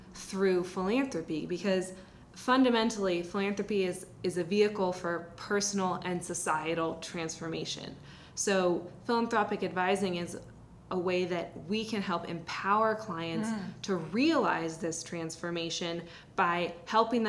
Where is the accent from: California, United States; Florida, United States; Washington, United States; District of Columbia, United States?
Washington, United States; Seattle; I grew up in the Seattle area